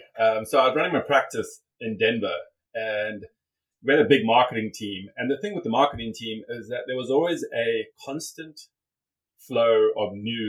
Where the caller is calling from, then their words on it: Cayman Islands; I'm calling in from Grand Cayman.